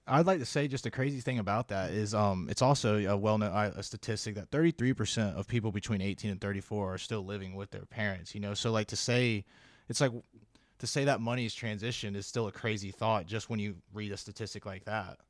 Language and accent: English; South Carolina, United States; moved away as an adult; I am from South Carolina, the great state